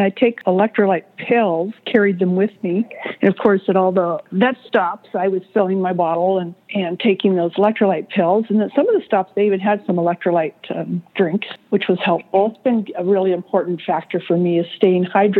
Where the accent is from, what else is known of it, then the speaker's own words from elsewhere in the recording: California, United States; I am from California, and I've always lived here, so I've always had mountains